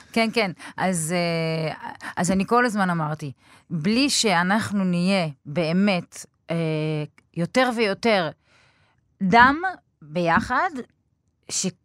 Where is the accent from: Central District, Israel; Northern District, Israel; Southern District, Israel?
Southern District, Israel; Beersheba; also born or lived in Budapest; גדלתי בבאר שבע, נולדתי בבודווסט